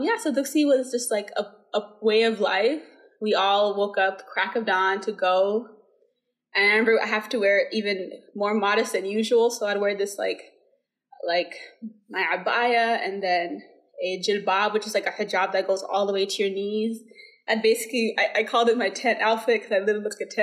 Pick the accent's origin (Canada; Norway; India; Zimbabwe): India; moved away; I was born and raised in India.